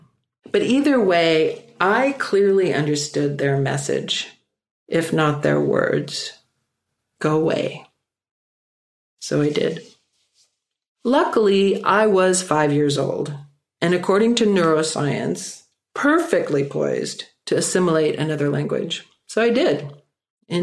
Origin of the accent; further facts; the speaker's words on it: Minneapolis, Minnesota, United States; also born or lived in Stockholm, Sweden; I was born in Stockholm, Sweden, and I lived there until I was 5 and obviously learned to speak Swedish. Then my parents gathered me up and we emigrated to the United States. And our first stop was Minneapolis, Minnesota